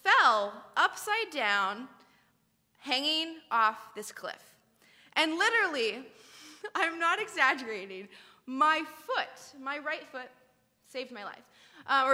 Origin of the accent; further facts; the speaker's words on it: California, United States; moved away; also born or lived in Ireland; I grew up in California